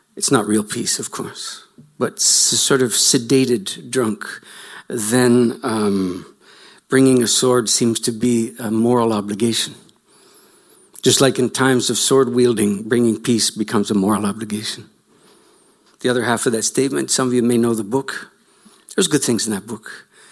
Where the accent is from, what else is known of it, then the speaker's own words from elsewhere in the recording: Canada; you can tell by my accent that I'm from slightly offshore